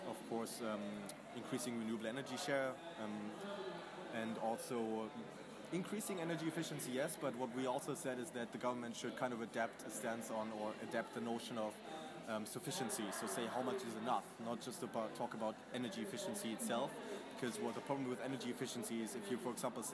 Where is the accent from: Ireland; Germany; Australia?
Germany; moved away; I'm from Germany.